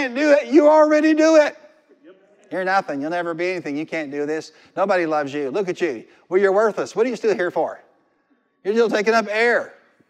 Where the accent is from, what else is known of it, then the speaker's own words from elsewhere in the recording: Marion, Illinois, United States; When I was a little kid, we were raised in Marion, Illinois